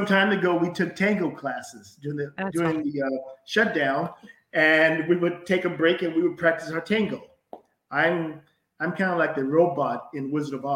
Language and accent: English; Missouri, United States; I'm from Missouri